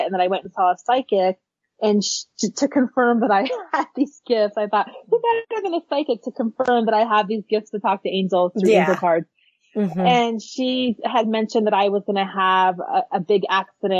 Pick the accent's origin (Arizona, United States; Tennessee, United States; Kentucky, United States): Arizona, United States; Phoenix; born or raised there